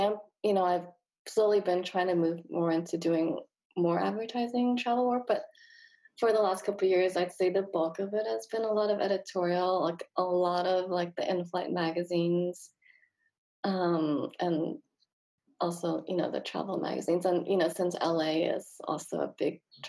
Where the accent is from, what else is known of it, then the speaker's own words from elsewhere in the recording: Malaysia; now in Los Angeles, United States; I grew up in Malaysia